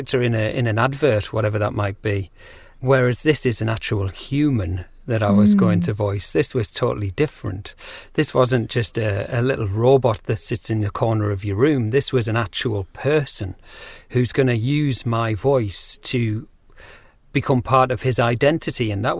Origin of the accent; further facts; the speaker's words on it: North East England, United Kingdom; accent: Geordie; But Yeah, I guess I'm not as Geordie as I once was, and that's because when I left school, I thought that the way that you had to speak was ironing out your accent